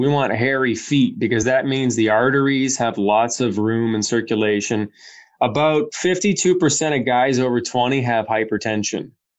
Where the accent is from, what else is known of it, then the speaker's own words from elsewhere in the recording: Windsor, Ontario, Canada; I grew up in Windsor as a kid. I had a lot of old Italian friends and their dads and their nonas and papas and all that.